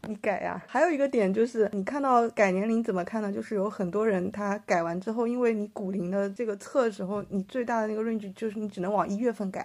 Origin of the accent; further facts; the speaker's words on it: China; 我们中国人